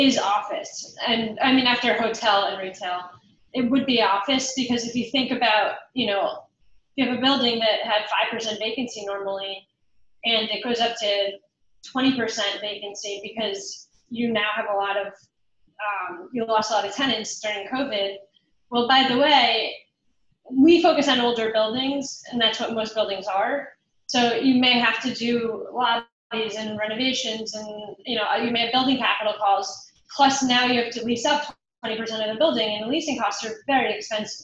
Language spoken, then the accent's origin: English; New York, United States; New Yorkers like myself